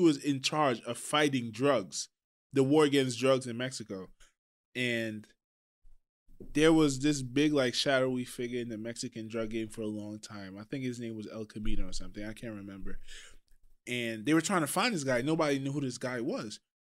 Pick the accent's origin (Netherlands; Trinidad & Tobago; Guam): Trinidad & Tobago; I'm from Trinidad.